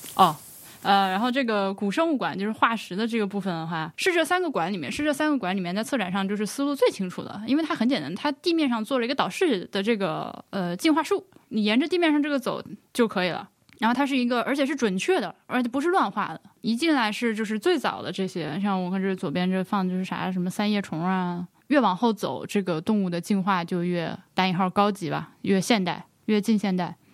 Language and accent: Chinese; Laohekou, Hubei, China; 我就小时候生活在巢室的老口屋